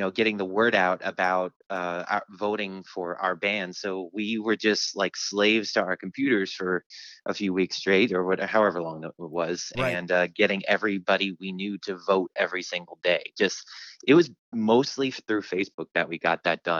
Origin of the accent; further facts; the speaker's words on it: Baltimore, Maryland, United States; I'm from the Baltimore area